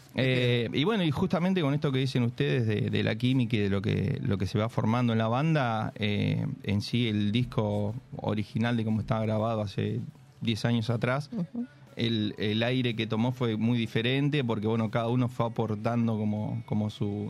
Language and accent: Spanish; Santa Rosa, La Pampa, Argentina; moved away as an adult; soy de, La Pampa, soy del interior de Santa Rosa, vine hace ocho años